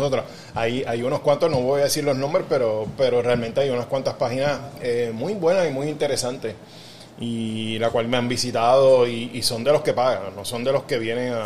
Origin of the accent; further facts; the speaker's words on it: Carolina, Puerto Rico; soy, soy de Carolina